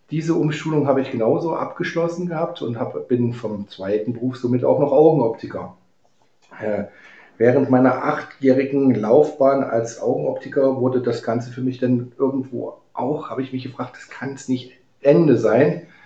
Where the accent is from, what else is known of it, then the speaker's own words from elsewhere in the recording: Halle, Saxony-Anhalt, Germany; born there; moved away; Also ich komme ja eigentlich gebürtig aus Halle, Halle an der Saale und musste 1989 habe ich dann das Land verlassen gehabt